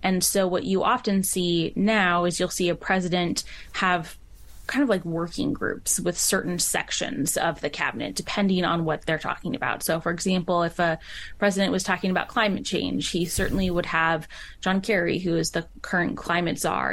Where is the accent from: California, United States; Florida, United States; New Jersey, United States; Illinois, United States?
California, United States; moved away as an adult; also born or lived in Washington, District of Columbia, United States; I grew up in California